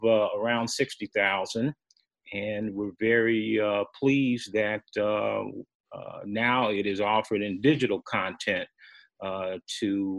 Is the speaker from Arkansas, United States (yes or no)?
no; Chicago, Illinois, United States; moved away as an adult; also born or lived in Nebraska; growing up in Chicago on the West Side.